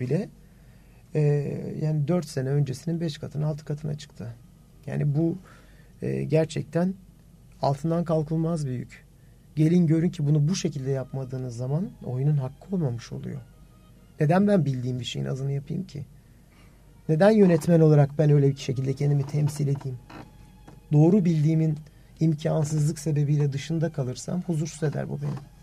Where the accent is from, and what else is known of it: Turkey